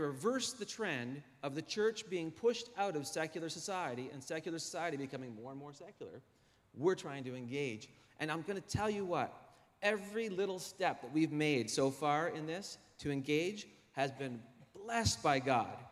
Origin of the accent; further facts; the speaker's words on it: Halifax, Nova Scotia, Canada; I was born in Halifax at the Grace Maternity Hospital